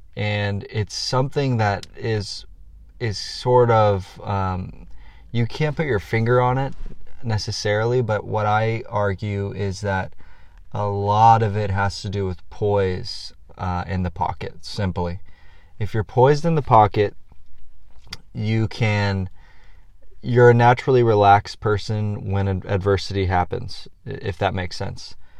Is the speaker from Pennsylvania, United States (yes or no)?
no; San Diego, California, United States; San Diego, my hometown